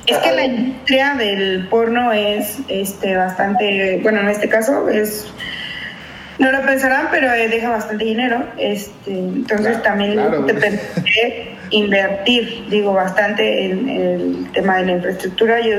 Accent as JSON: {"language": "Spanish", "country": "Mexico", "lives_now": "United States", "said": "yo soy de México, pero viene de Estados Unidos. Y mi zona no está, está lejos de Estados Unidos"}